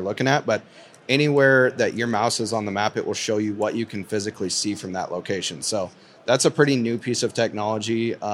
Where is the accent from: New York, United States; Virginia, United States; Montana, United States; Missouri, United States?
Montana, United States; Eastern; I'm from Eastern Montana